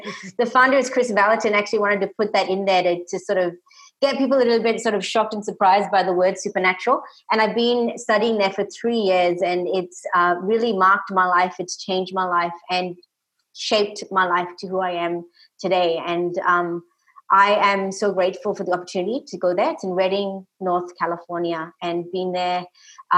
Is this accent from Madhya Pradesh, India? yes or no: no; Tamil Nadu, India; now in Australia; So we actually grew up in Tamil Nadu, South India